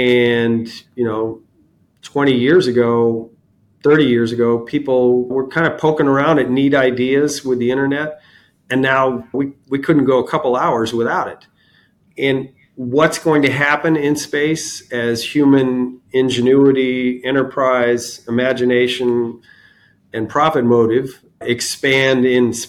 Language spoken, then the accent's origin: English; Cocoa Beach, Florida, United States; also born or lived in Miami, Florida; grew up in Cocoa Beach throughout the whole space program